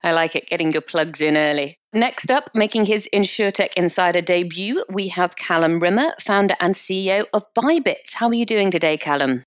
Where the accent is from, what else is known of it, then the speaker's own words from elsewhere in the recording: United Kingdom; we're British